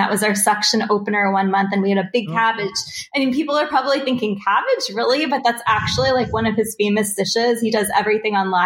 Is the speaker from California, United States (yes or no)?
no; New York, United States; now in Los Angeles, United States; I'm from New York too